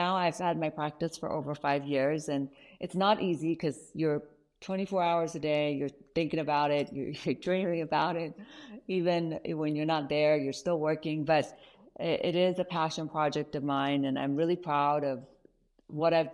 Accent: Kentucky, United States; moved away; also born or lived in Iran; I actually ended up growing up in Kentucky, of all places, and then slowly migrated out west.

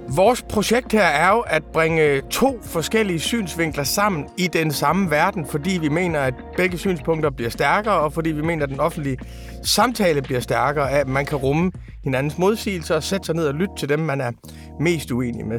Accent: Aarhus, Central Denmark Region, Denmark; jeg er jo fra Rigskov

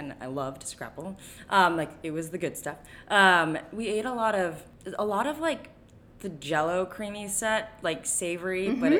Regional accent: Japan; born there; Well, I was born in Japan and was very heavily influenced by Japanese food and flavors and textures

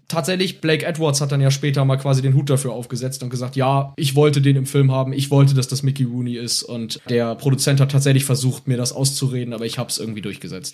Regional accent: Germany; bei uns in Deutschland

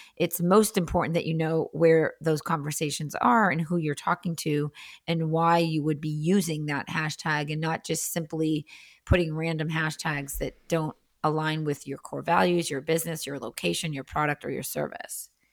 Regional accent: Andover, Massachusetts, United States; also born or lived in La Jolla, California; now in Boston, United States; I was born in Andover, Massachusetts

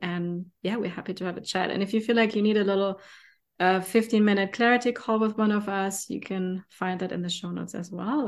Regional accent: Germany; accent: German; English is a second language; my German accent

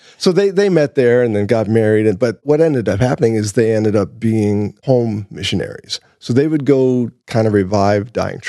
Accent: Michigan, United States; born there; I was born in Michigan. So my dad was a pastor, ordained minister, born a preacher's kid.

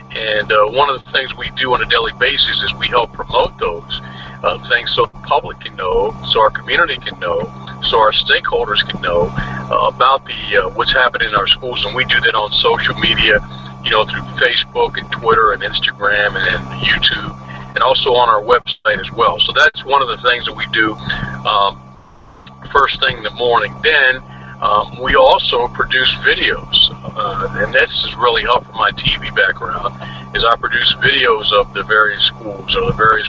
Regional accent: Wicomico County, Maryland, United States; I grew up in Wicomico County.

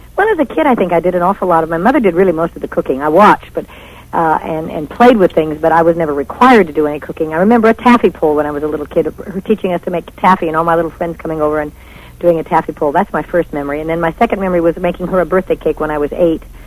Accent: Nevada, United States; I came from Nevada

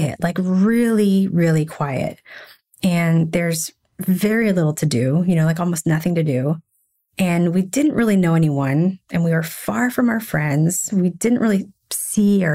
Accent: Nashville, Tennessee, United States; moved away as an adult; also born or lived in Philadelphia / Chicago / San Francisco / Washington, D.C.; now in New York, United States; I grew up in Nashville, but after that, I lived in Philadelphia.

